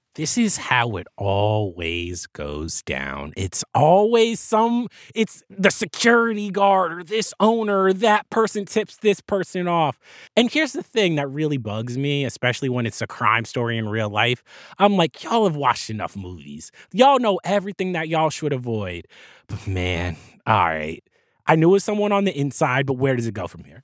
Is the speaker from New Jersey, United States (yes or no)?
yes; New Jersey, United States; Jersey, my home state